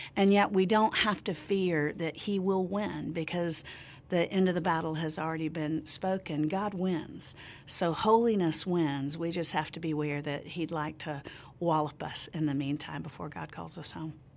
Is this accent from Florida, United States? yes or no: yes; Central Florida, United States; I grew up in Central Florida